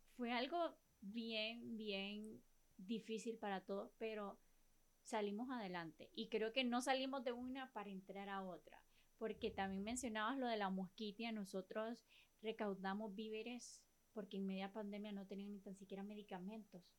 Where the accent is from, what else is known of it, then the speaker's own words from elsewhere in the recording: La Ceiba, Atlántida, Honduras; como seibeños, como hondureños